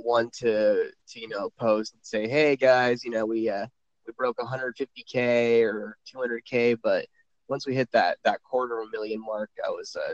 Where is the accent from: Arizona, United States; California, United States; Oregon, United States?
California, United States; San Diego; moved away as an adult; now in Las Vegas, United States; I was born and raised out in San Diego pretty much my entire life, and just relocated out to Las Vegas, Nevada here at end of March.